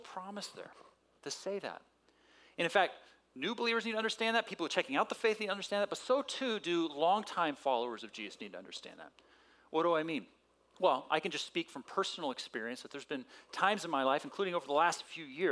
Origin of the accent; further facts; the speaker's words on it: San Diego, California, United States; Growing up in San Diego when I was a little guy